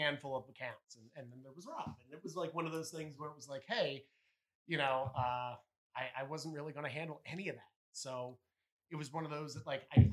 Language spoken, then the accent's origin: English; New Jersey, United States; I'm not really from Philly. I'm from South Jersey